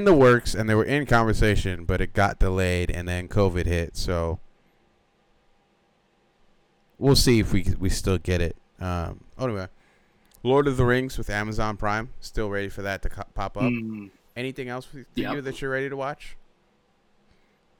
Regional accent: Nigeria; moved away; I'm Nigerian

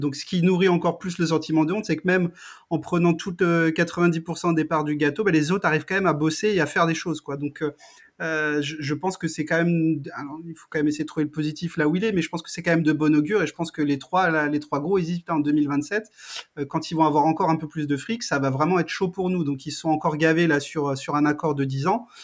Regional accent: Strasbourg, Grand Est, France; Moi, je viens de Strasbourg.

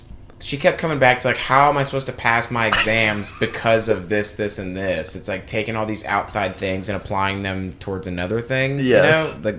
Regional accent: Cumming, Georgia, United States; That's my hometown, by the way.

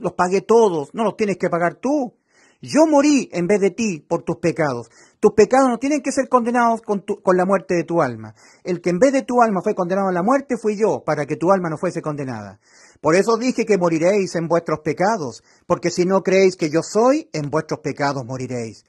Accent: Chile; como somos los chilenos. Yo soy chileno

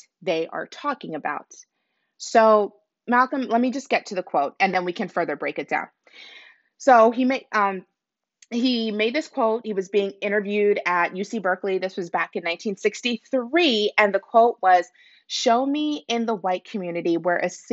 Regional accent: Nigeria; I'm Nigerian myself

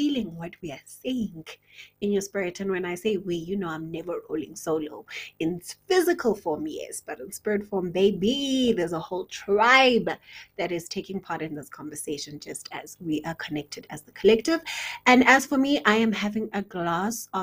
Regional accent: South Africa; South Africa, which is my home country.

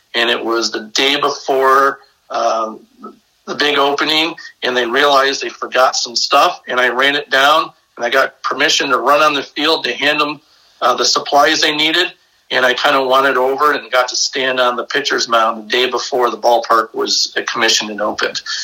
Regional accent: Brecksville, Ohio, United States; I'm originally from a small town uh, south of Cleveland, Ohio, little Norman Norman Rockwell town called Brecksville

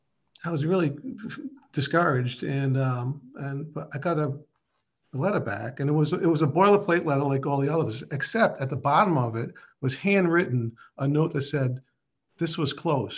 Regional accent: North Providence, Rhode Island, United States; I drew on all sorts of characters I had met, growing up in North Providence. It was a heavy Italian American population, and a lot of like first generation Italians

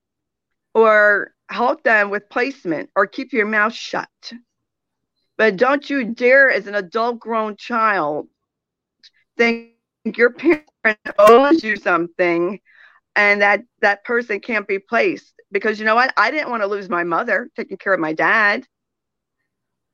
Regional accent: New Jersey, United States; I'm from New Jersey

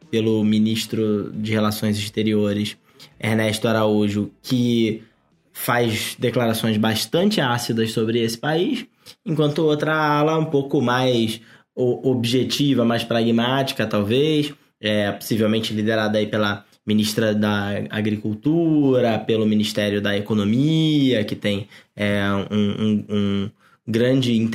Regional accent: Belford Roxo, Rio de Janeiro, Brazil; a cidade de Belfor Roxo, no Rio de Janeiro, onde eu nasci.

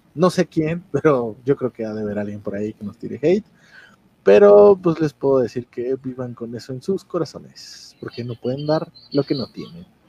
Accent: Mexico; ya ves cómo somos los mexicanos

